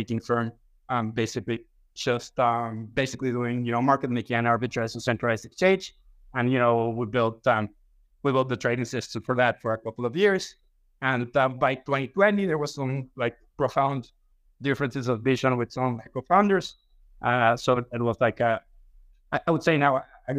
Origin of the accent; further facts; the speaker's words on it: Mexico; I'm from Mexico